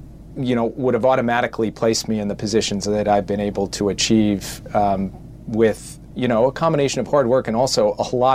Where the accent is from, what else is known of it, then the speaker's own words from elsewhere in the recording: Minnesota, United States; even though I grew up in Minnesota